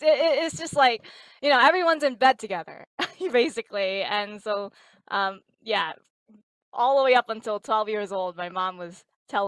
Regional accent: New York City, New York, United States; also born or lived in Lubbock, Texas; now in Boston, United States; I'm actually originally from New York City

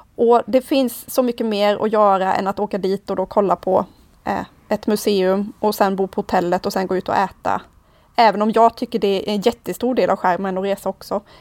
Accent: Sweden; för oss som svenskar

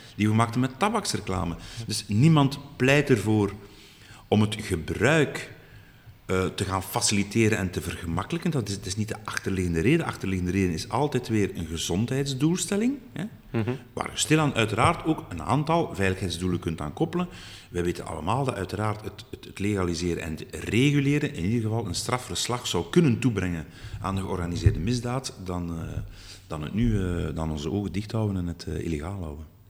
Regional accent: Flanders, Belgium; we moeten ons als Vlamingen

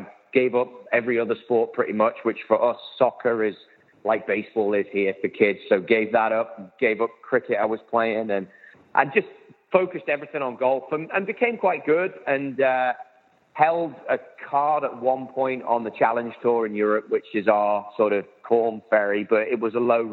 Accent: Liverpool, North West England, United Kingdom; now in Los Angeles, United States; as you can tell, my accent, I'm not a New Yorker, and I'm certainly not an LA guy, even though I live out here. So I'm from Liverpool, England, which I'm actually just south

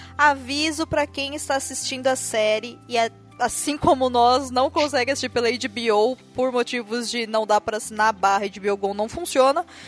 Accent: Brazil

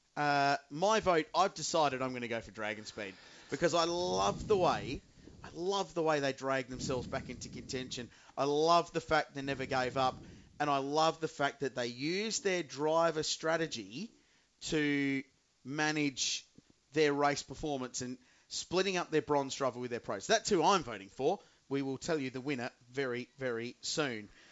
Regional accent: Adelaide, South Australia, Australia; I grew up in Adelaide with the Australian Grand Prix

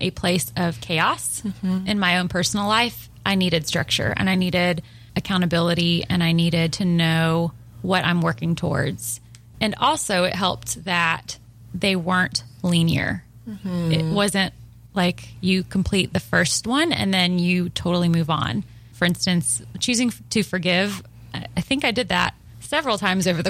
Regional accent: Nashville, Tennessee, United States; I'm from Nashville

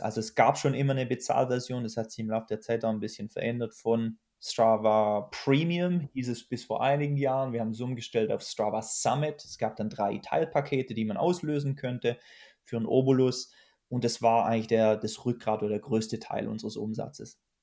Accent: Germany; Ich sitze ja nicht umsonst als Deutscher in Deutschland

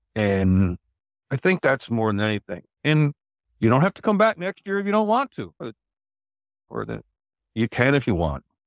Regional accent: Albany, New York, United States; also born or lived in Syracuse, New York; I'm originally from the Albany, New York area

